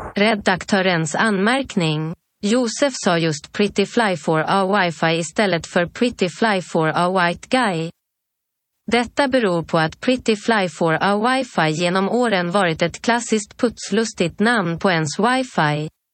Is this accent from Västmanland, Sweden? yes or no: yes; Sala, Västmanland, Sweden; Sala där jag kommer ifrån